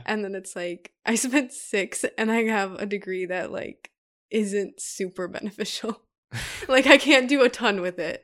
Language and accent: English; Brookfield, Wisconsin, United States; I grew up in Brookfield